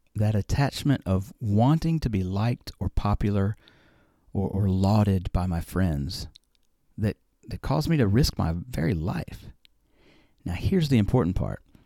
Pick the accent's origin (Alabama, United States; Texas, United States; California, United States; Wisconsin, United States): Alabama, United States; I grew up in Alabama